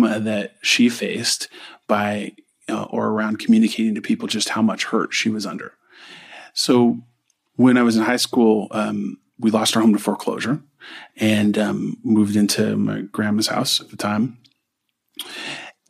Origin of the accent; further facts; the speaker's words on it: Orange County, California, United States; moved away as an adult; I grew up in Orange County